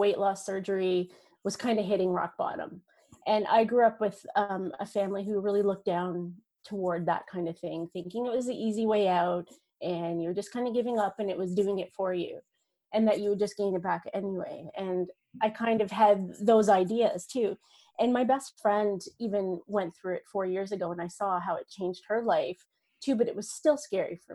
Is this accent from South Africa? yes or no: no; Northern Ontario, Canada; I grew up on a farm, a dairy farm, Northern Ontario. I'm Canadian